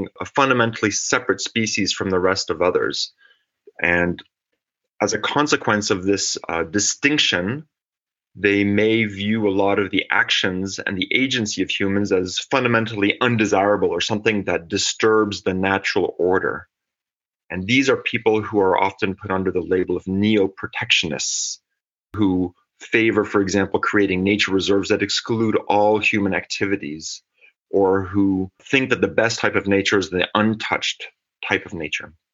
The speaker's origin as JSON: {"language": "English", "region": "Geneva", "country": "Switzerland", "tie": "born or raised there", "also_born_or_lived": "California, United States / Syracuse, New York, United States / Texas, United States / Rennes, France", "moved": "yes", "said": "I found myself moving back to Switzerland, to Geneva, my hometown"}